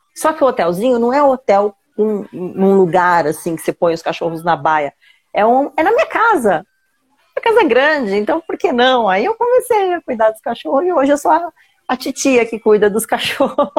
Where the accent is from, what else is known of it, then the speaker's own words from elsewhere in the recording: São Paulo, Brazil; eu nasci em São Paulo